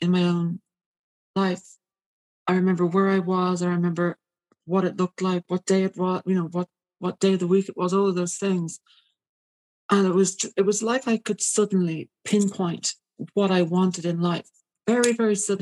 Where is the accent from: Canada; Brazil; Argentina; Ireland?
Ireland; Despite being Irish